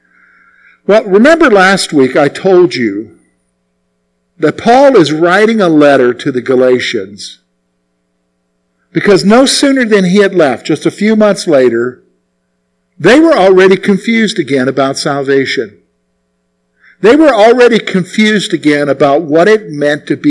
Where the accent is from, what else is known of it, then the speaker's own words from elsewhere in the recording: South Carolina, United States; as a boy growing up in the Carolinas, primarily in South Carolina